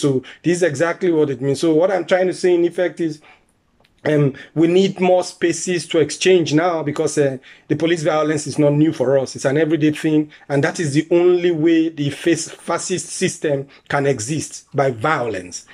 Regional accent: Nigeria; moved away as an adult; now in Germany; I'm originally from Nigeria. I came in here as an asylum seeker also. I've been here for 15 years now.

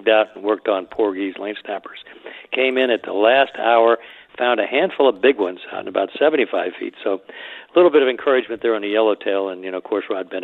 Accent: Miami, Florida, United States; when I was a boy growing up in Miami down in South Bay

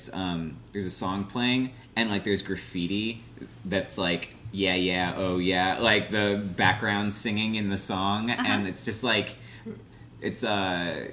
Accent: Ohio, United States; now in Los Angeles, United States; I'm from Ohio

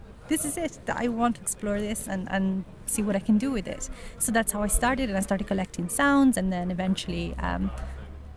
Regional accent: Southern Italy, Italy; now in Dublin, Ireland; I'm originally from Italy, but I live in Dublin.

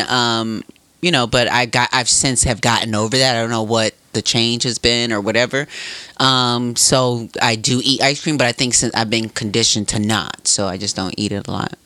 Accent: Racine, Wisconsin, United States; Piggly Wiggly was so close to um, where I grew up in Racine

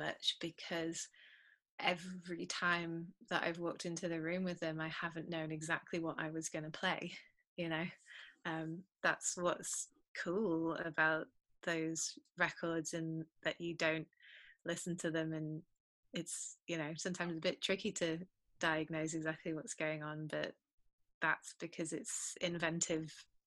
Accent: United Kingdom; I'm British.

